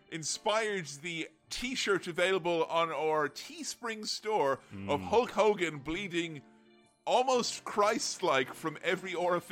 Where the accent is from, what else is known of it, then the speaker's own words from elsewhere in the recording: Ireland; back when I was a young boy growing up in Ireland